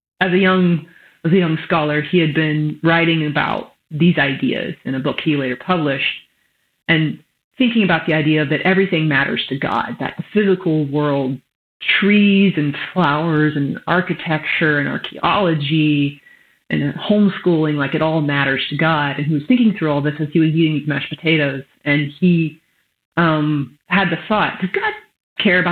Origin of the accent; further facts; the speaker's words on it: West Texas, United States; you can tell I grew up in West Texas